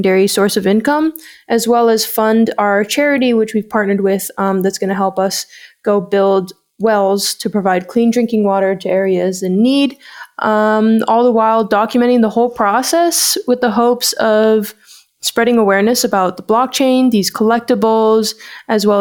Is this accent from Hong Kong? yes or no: yes; Hong Kong; moved away as an adult; now in Canada; I moved here about 3 years ago from Hong Kong. I grew up in Hong Kong.